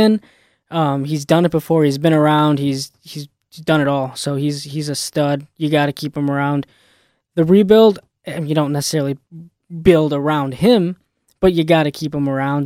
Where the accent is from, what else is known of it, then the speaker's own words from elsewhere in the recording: Chicago, Illinois, United States; I'm from Chicago